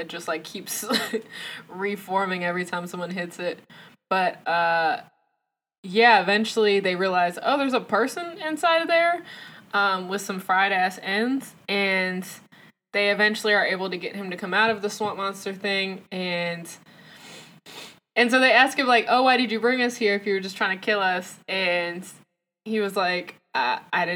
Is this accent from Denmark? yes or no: no; the South, United States; As a Southern folk myself